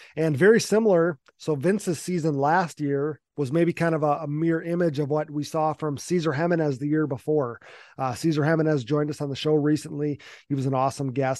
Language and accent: English; Wisconsin, United States; I was from Wisconsin.